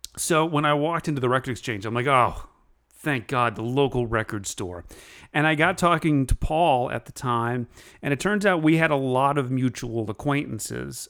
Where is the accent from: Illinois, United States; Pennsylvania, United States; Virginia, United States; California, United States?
Virginia, United States; Central; moved away; I'm originally from Central Virginia